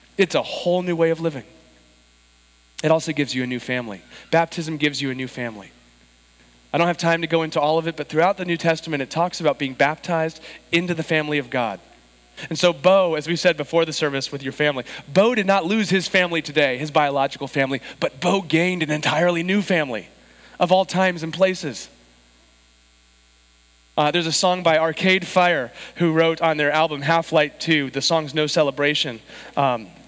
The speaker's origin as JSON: {"language": "English", "town": "San Diego", "region": "California", "country": "United States", "tie": "born or raised there", "said": "I was born and raised in San Diego, but my grandparents were in Chicago"}